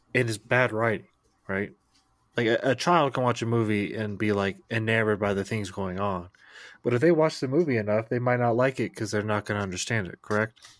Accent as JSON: {"language": "English", "country": "United States", "said": "as an American"}